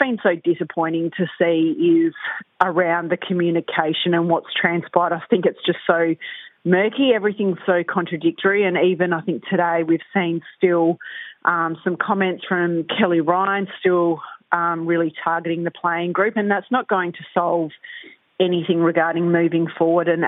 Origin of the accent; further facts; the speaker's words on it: South Australia, Australia; I'm a South Aussie. I grew up in South Australia.